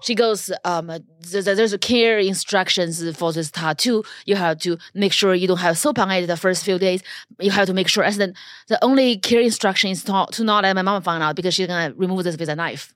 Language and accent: English; China; first language Chinese; English is a second language; now in Los Angeles, United States; I was born in China